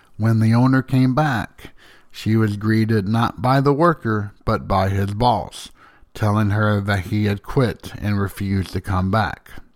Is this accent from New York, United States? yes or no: no; Slayden, Tennessee, United States; I grew up in Slayton, which is roughly a hundred and thirteen people big. The next town up, about ten minutes up the road, is Van Leer